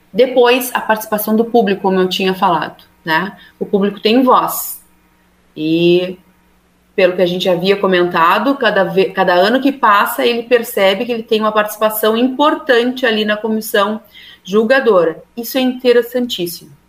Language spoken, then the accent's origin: Portuguese; Rio Grande, Rio Grande do Sul, Brazil; eu sou de Rio Grande